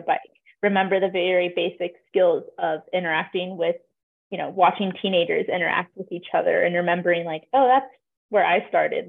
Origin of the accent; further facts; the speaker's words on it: Durango, Colorado, United States; I'm from Durango, Colorado, born and raised, and there's a lot of cyclists here